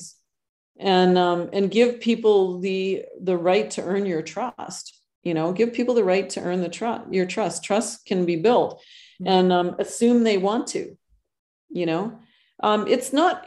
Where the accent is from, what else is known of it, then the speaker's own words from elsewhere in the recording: Canada; moved away as an adult; now in Costa Rica; I'm originally Canadian